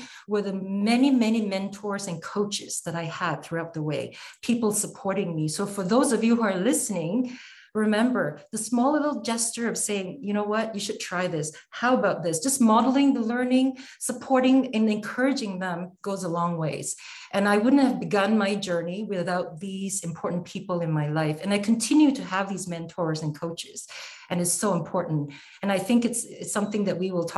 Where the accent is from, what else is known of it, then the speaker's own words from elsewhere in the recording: Malaysia; also born or lived in Philippines / China; now in Canada; I'm from Canada, born and raised in Malaysia.